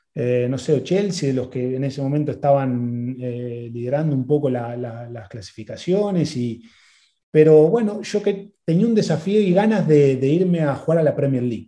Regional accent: Argentina; moved away as an adult; also born or lived in England; vengo de Argentina

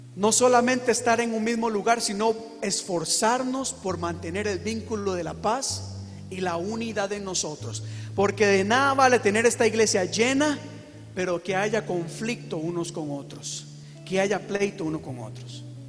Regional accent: Costa Rica; yo soy de Costa Rica

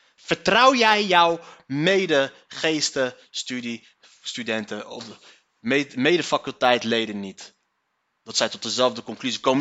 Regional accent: Morocco; Wij Marokkanen

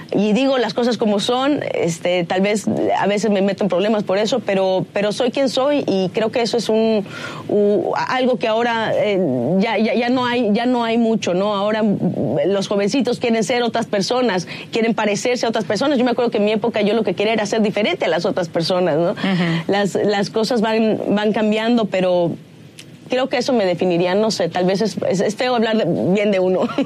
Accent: Mexico; moved away as an adult; now in United States; amo México y soy mexicana antes que cualquier otra cosa

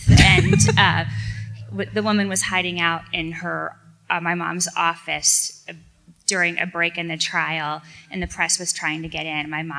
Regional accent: Indianapolis, Indiana, United States

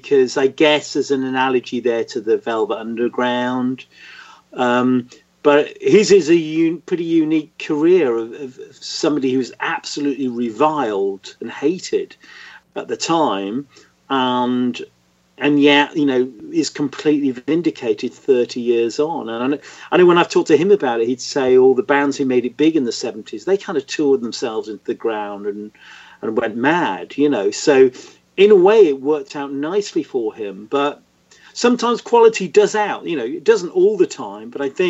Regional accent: Hull, Yorkshire and the Humber, United Kingdom; I grew up in Hull in Yorkshire, in the middle of nowhere. It's a bit like the Midwest, you know, and there was nothing happening.

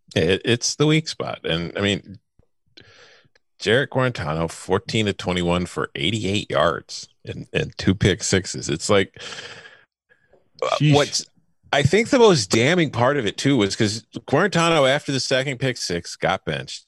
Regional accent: Chicago, Illinois, United States; I'm from Chicago

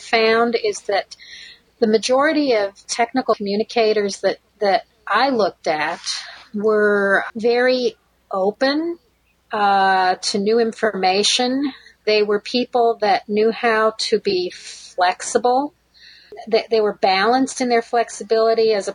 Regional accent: United States; moved away as an adult; also born or lived in Connecticut / Ohio / Israel; now in Michigan, United States; I grew up in Connecticut and Ohio

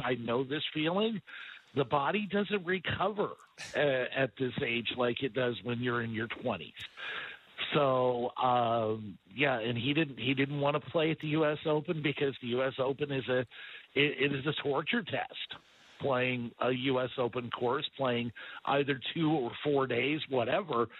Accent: Farmington, Missouri, United States; Home is Farmington, Missouri. It's a little small town about an hour south of St. Louis

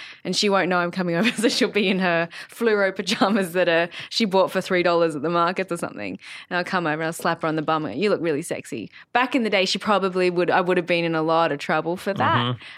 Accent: Sydney, New South Wales, Australia; I grew up in Sydney with my family, as you do sometimes.

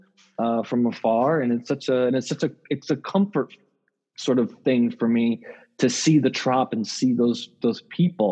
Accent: Tampa, Florida, United States; growing up in Tampa

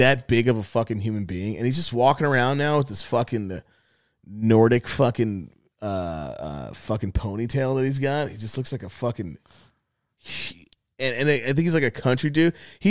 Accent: New York, United States; We grew up in New York.

